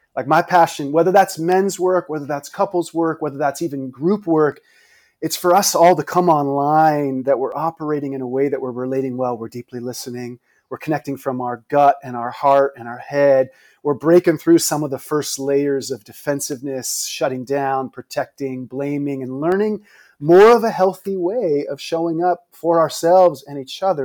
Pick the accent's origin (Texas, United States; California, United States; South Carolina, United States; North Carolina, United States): California, United States; San Mateo; I grew up in the Bay Area, not far from you, the high school in San Mateo.